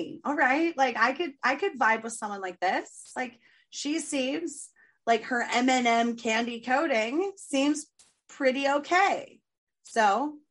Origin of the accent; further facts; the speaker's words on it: San Diego, California, United States; San Diego